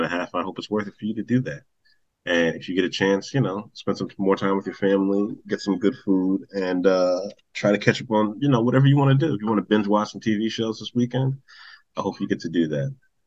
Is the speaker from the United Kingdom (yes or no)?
no; New York City, New York, United States; we all grew up in New York